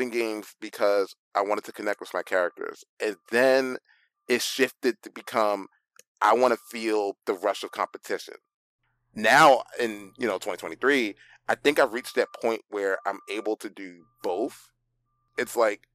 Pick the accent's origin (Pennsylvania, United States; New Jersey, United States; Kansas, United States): Pennsylvania, United States; Philadelphia; growing up in Philly